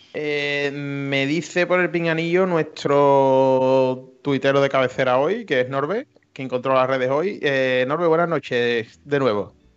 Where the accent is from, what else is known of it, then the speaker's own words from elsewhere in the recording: Andalusia, Spain; accent: Andalusian; la defensa de nuestro dialecto